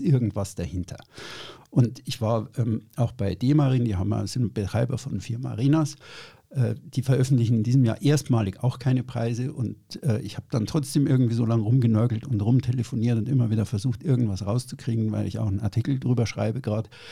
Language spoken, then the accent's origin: German; Bavaria, Germany; ich bin in Süddeutschland aufgewachsen, in Bayern